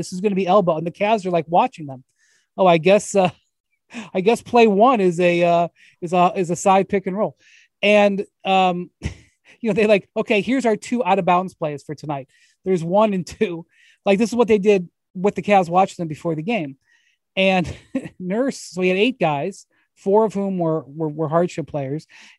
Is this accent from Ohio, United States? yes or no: yes; Cleveland, Ohio, United States; They spend Christmas Day in Cleveland, which I'm from Cleveland, but you know, Christmas Day in Cleveland by yourself, I wouldn't say it's the highlight of your life.